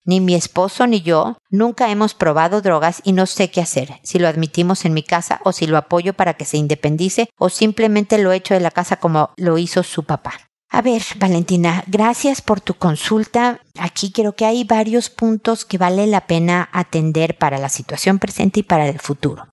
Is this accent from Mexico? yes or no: yes; Mexico; now in Chile; en México, mi país de origen, y en Chile, donde vivo